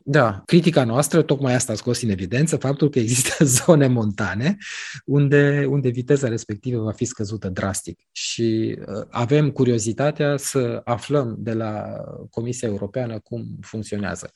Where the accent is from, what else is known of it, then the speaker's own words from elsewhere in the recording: Romania; guvernul nostru, guvernul României